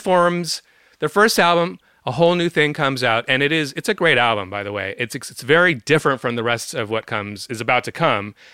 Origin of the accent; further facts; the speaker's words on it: San Francisco, California, United States; I'm from San Francisco. We're both from the Bay Area